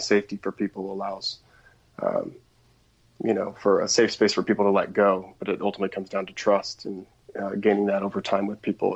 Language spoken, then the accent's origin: English; outside of Portland, Oregon, United States; I grew up outside of Portland, Oregon